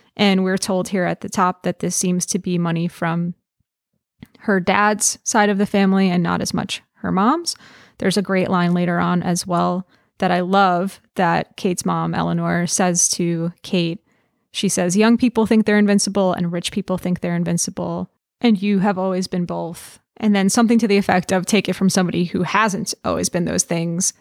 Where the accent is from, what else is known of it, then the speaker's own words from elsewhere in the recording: New York, United States; I grew up in New York, and so I've, not in the city itself